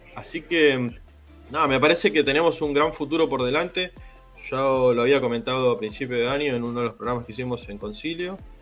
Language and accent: Spanish; Buenos Aires North, Argentina; ni siquiera somos del sur, somos de Buenos Aires Norte